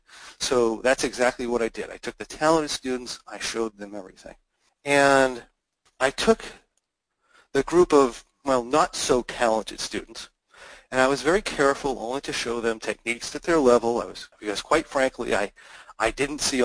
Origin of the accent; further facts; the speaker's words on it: United States; as an American